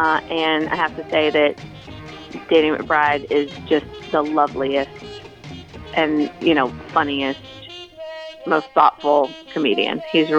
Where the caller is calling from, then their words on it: Charleston, South Carolina, United States; I'm calling you from Charleston.